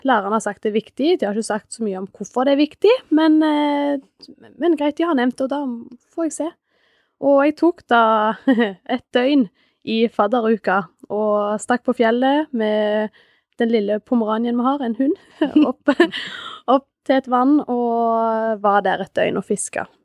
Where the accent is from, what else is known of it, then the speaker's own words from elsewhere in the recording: Sandnes, Rogaland, Norway; moved away as an adult; now in Hammerfest, Norway; er opprinnelig fra Sandnes. Men jeg flytta til Hammerfest for fem år siden